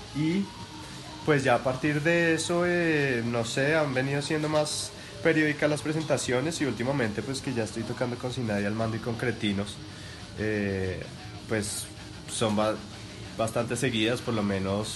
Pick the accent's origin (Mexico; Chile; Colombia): Colombia; yo soy colombiano.